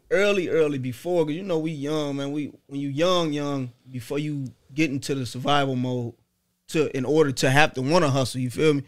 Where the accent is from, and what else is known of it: Dayton, Ohio, United States; born or raised there; also born or lived in Cincinnati, Ohio